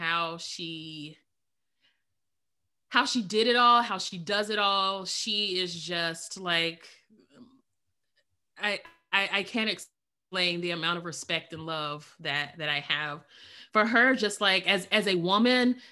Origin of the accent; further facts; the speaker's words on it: Alabama, United States; now in Florida, United States; I'm originally from Alabama. I live in Florida now.